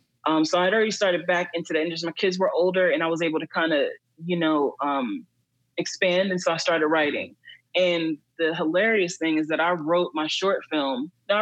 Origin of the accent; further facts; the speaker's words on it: Queens, New York, United States; also born or lived in Texas; I'm originally from Queens, but my dad lived in Texas, and I was raised between Texas and New York, between him, my mom, and my dad.